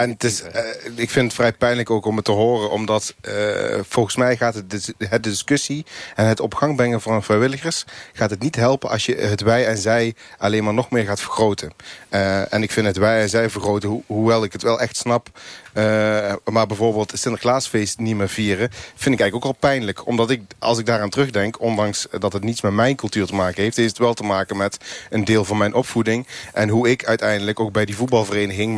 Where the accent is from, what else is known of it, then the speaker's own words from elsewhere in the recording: Eindhoven, North Brabant, Netherlands; ik ben geen Nederlander, ik ben een Eindhovenaar